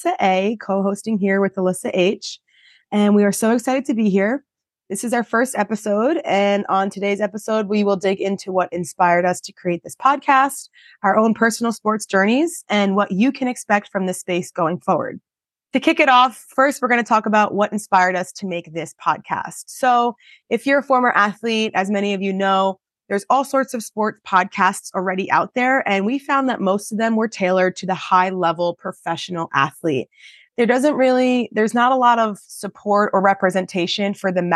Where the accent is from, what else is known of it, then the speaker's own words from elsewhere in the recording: Long Island, New York, United States; I am from Long Island, New York. I started swimming at 5 years old. I swam for a local club team